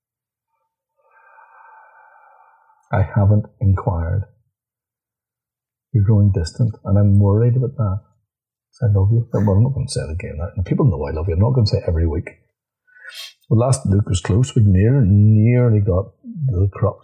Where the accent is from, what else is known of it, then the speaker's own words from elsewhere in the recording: Northern Ireland, United Kingdom; I'm a Northern Irish.